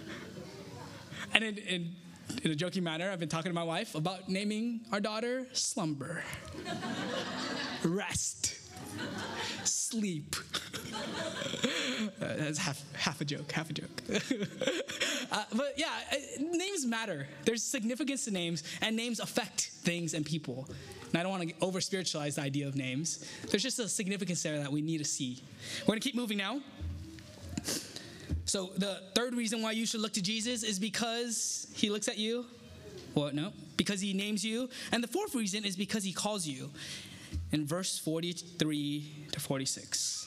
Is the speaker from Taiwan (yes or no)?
yes; Taiwan; I'm from Taiwan